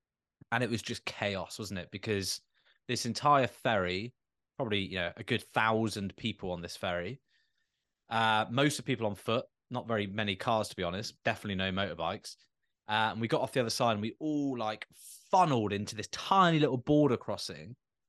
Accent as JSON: {"language": "English", "country": "United Kingdom", "said": "you know, we're British, for God's sake, like we love a queue."}